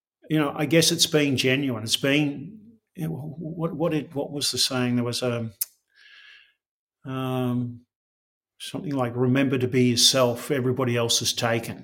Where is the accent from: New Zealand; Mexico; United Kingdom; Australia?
Australia; I'm proudly Australian.